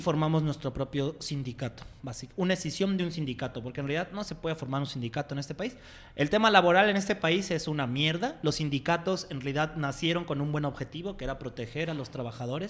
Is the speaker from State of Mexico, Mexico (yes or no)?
no; Mexico City, Mexico; moved away as an adult; now in Guadalajara, Mexico; Yo nací en un, barrio muy pobre de la Ciudad de México que se llama Iztapalapa es uno de los barrios más peligrosos y, y, sin lana de la ciudad. Y crecí ahí